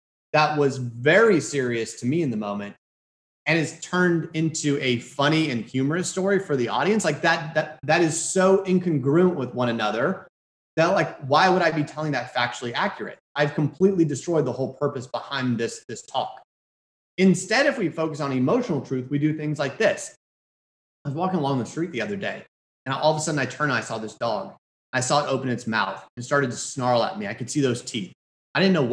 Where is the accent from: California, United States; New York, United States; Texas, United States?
Texas, United States; Houston; I'm from Houston.